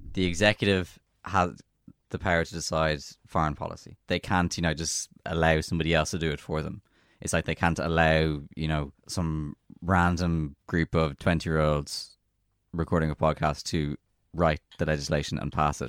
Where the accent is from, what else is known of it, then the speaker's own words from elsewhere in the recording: Ireland; we are a European citizen as well as an Irish citizen